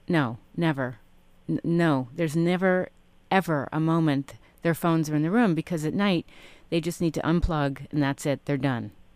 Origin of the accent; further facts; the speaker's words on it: New York City, New York, United States; moved away; I grew up in Manhattan and I lived there for about eight years growing up